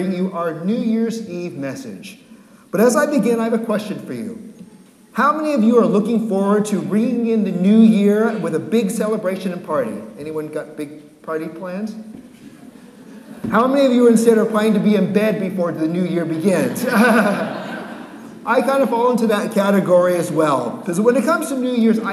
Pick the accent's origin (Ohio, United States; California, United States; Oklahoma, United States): California, United States; San Francisco; moved away as an adult; also born or lived in Santa Cruz Mountains, California; now in Massachusetts, United States; Born and raised in San Francisco